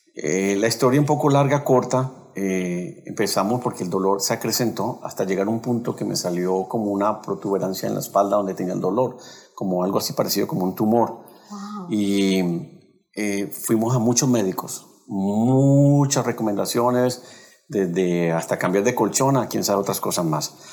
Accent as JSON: {"language": "Spanish", "town": "Cali", "region": "Valle del Cauca", "country": "Colombia", "said": "Nosotros somos de Colombia y de la ciudad de Cali"}